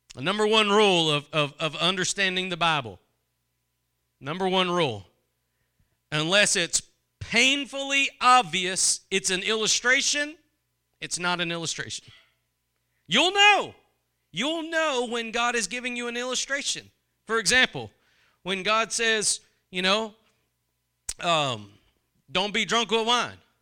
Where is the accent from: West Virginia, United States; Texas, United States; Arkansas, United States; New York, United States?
Texas, United States; I'm from Texas